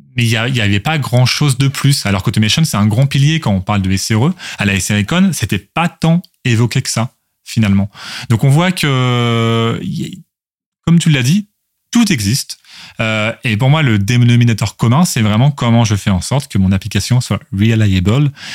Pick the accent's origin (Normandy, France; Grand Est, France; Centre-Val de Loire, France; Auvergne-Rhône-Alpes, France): Normandy, France; Louviers; moved away as an adult; also born or lived in Rouen / Toulouse; je suis né à Louviers, commune de 18 000 habitants, donc dans l'Eure, en Haute-Normandie. bon, la Normandie désormais. et dans la dans la dans laquelle je suis je suis resté jusqu'au lycée.